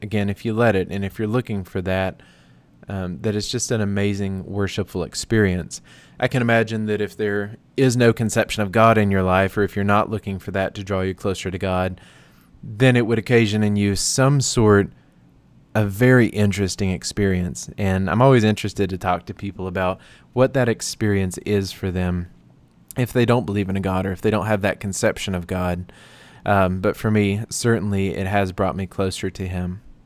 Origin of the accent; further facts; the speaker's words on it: United States; moved away as an adult; also born or lived in Tennessee / North Carolina; now in Phoenix, United States; I am from North Carolina slash Tennessee